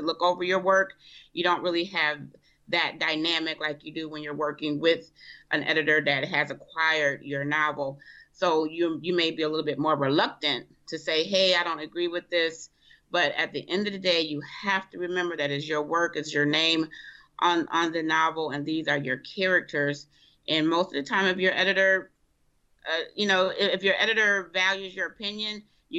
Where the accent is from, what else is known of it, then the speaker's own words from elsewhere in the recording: Rochester, New York, United States; also born or lived in Bogalusa, Louisiana; I wasn't actually born in Rochester